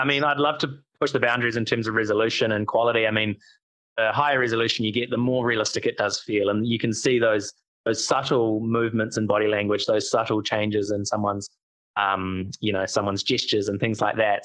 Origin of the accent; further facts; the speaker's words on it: New Zealand; we, oh, from New Zealand